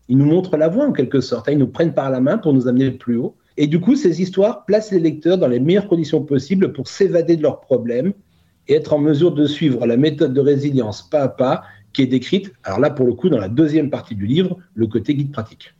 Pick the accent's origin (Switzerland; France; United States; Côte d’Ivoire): France; Burgundy, Bourgogne-Franche-Comté; moved away as an adult; also born or lived in Côte d'Azur; now in Cannes, France; je suis né en Bourgogne